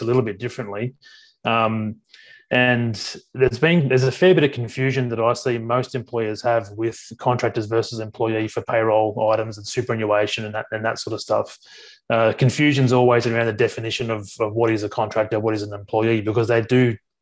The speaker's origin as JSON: {"language": "English", "town": "Sydney", "region": "New South Wales", "country": "Australia", "tie": "born or raised there", "said": "So I'm originally from Sydney. I grew up in the southwestern suburbs of Sydney"}